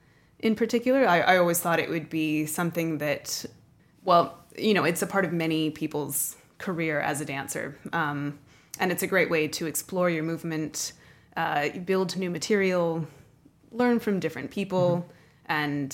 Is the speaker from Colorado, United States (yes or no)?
yes; Denver, Colorado, United States; born there; While I was born in Denver and in Colorado, I didn't have a really wide network of people there.